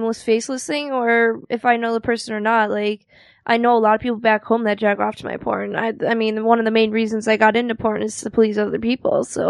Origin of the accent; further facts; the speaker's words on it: Milwaukee, Wisconsin, United States; moved away; I'm from Milwaukee, Wisconsin.